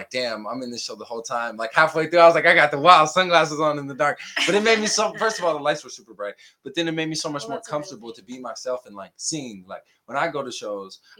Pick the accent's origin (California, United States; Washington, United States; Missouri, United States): Washington, United States; Seattle; me growing up in Seattle